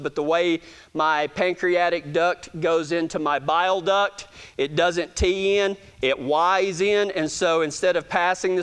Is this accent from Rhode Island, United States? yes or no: no; Texas, United States; accent: Texas